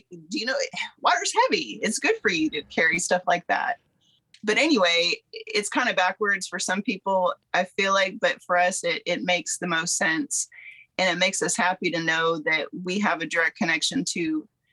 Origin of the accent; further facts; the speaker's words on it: Southeast Alaska, United States; moved away; also born or lived in Kentucky; I'm from Southeast Alaska originally and grew up there